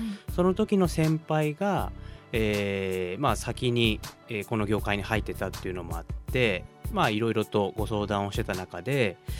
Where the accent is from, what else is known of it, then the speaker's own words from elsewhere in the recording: Oguni, Yamagata, Japan; moved away as an adult; now in Sendai, Japan; 私地元が山形県小国町というところにあるんですけども